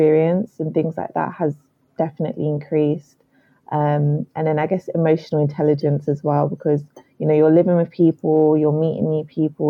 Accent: London, United Kingdom; I grew up in Southeast London, still where I am now

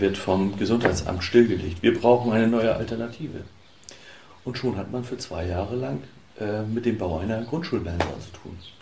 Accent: Hamburg-Jenfeld / Kuddewörde area, Schleswig-Holstein, Germany; also born or lived in Müssen; Ich bin bodenständig und stamme hier aus der Region

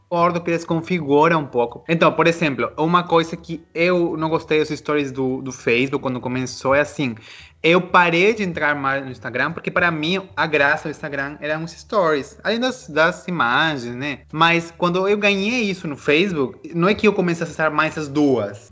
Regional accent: Peru; moved away; also born or lived in Brazil / United States; eu sou peruano que já morou no Brasil e morou nos Estados Unidos

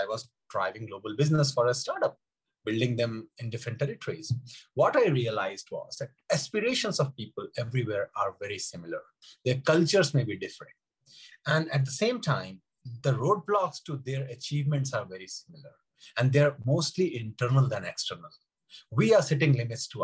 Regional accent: India; I grew up in India, in small towns of India where there is no swimming culture

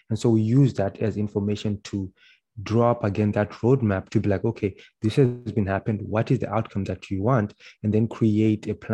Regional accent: Zimbabwe; now in Canada; Uh, and then they won't speak to me because I'm from Zimbabwe.

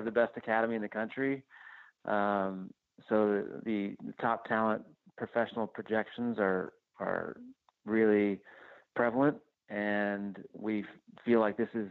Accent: Houston, Texas, United States; I'm from the Houston area

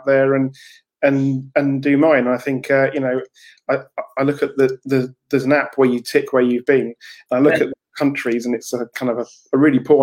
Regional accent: Canterbury, South East England, United Kingdom; I come from Canterbury in deepest, darkest Kent, just outside London.

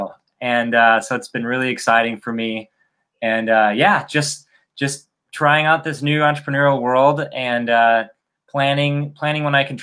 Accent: Chicago, Illinois, United States; moved away as an adult; now in Miami, United States; I'm originally from Chicago. But 4 years ago, I moved to Miami

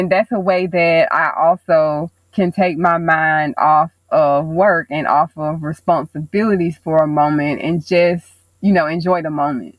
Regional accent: Mobile, Alabama, United States; I was born and raised in Mobile, Alabama.

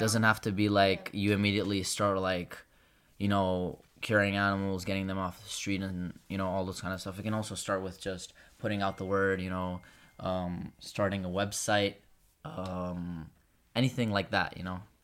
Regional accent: Kosovo; now in Brindisi, Italy; I'm from Kosovo

